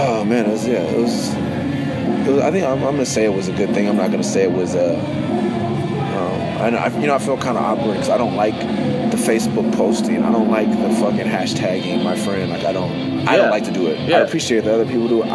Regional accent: West Coast, United States; also born or lived in Bay Area; I'm from the West Coast, but we were living in the Bay Area

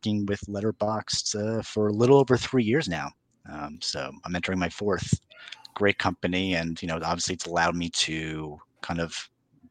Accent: New York, United States; I'm a New Yorker. I talk fast

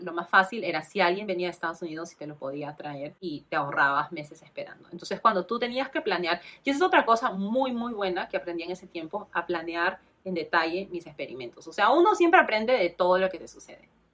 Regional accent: Lima, Peru; moved away as an adult; Yo soy de Perú, nací y crecí en Lima, Perú, en 1990

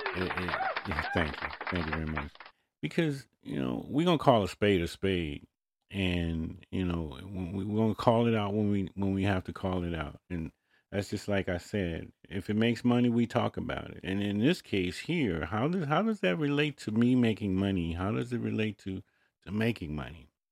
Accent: United States; I was born in America

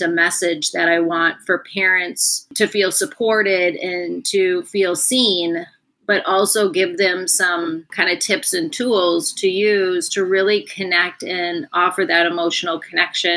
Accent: Minnesota, United States; I grew up in Minnesota

